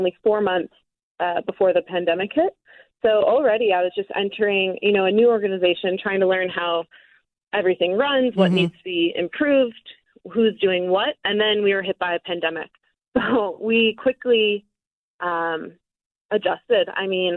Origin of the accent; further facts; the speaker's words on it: New York, United States; moved away as an adult; now in Colorado, United States; I was originally from New York, and I moved out to Colorado in 2017